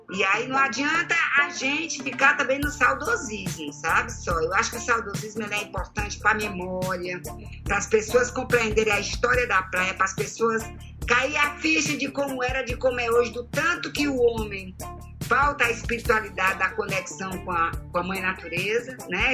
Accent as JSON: {"language": "Portuguese", "town": "Fortaleza", "region": "Ceará", "country": "Brazil", "tie": "born or raised there", "said": "nasci ali na Travessa Viseu"}